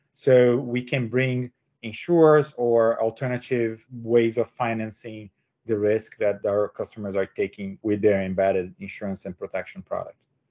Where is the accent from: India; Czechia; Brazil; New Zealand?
Brazil; moved away as an adult; also born or lived in São Paulo, Brazil; now in United States; I'm uh, born and raised in Brazil